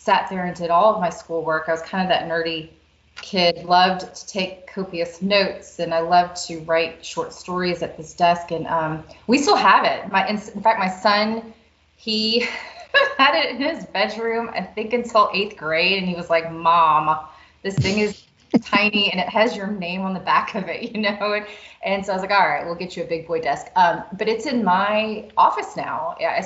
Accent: New Orleans, Louisiana, United States; when we were growing up in New Orleans

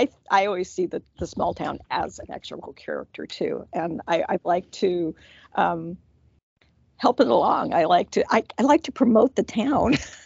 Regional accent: California, United States; moved away; I'm originally from California

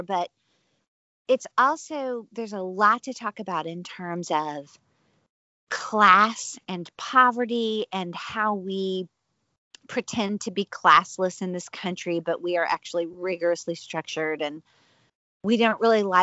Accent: the South, United States; moved away as an adult; I love my homeland. I love the South

